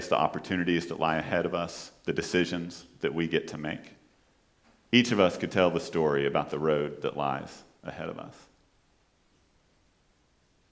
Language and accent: English; Fort Worth, Texas, United States; also born or lived in Houston; I'm from Fort Worth and not from Dallas